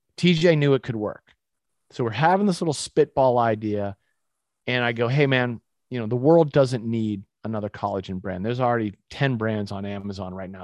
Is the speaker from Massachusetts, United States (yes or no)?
yes; Winchester, Massachusetts, United States; moved away as an adult; also born or lived in Utah; I grew up in Winchester, Massachusetts